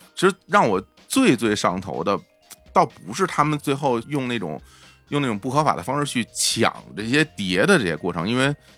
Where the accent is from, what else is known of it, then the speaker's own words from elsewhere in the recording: Beijing suburbs, China; 我小时候在北京郊区嘛，嗯。然后在村儿里边儿